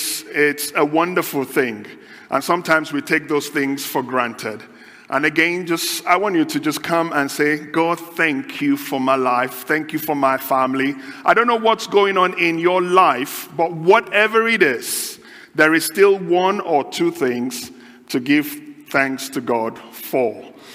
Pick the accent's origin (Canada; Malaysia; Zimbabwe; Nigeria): Nigeria; now in United Kingdom; I come from Nigeria originally. Been in the UK just over 18 years.